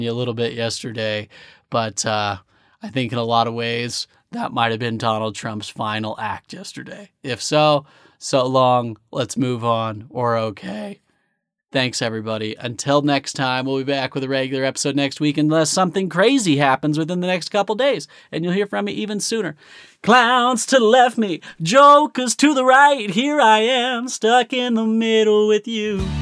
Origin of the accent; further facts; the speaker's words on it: United States; As a American